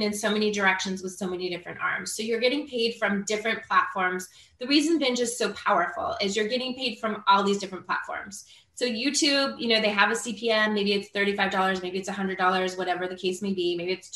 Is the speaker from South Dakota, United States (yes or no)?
no; Marin County, California, United States; now in Florida, United States; I'm from Marin County